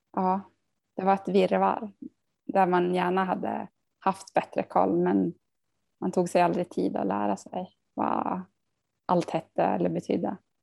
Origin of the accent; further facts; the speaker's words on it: Tärendö, Norrbotten County, Sweden; now in Sundsvall, Sweden; vi hade ju hemspråksundervisning om det var från ettan till trean i eh, Tärendö